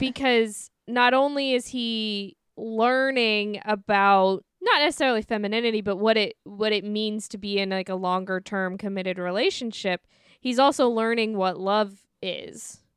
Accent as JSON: {"language": "English", "town": "St. Louis", "region": "Missouri", "country": "United States", "said": "I'm from Saint Louis"}